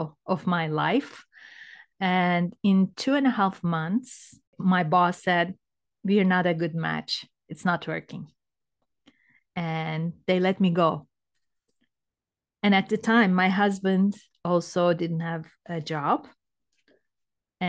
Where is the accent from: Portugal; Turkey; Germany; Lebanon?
Turkey; moved away as an adult; now in Canada; I'm from Turkey originally. And I was, I think, 37 years old when I moved to Canada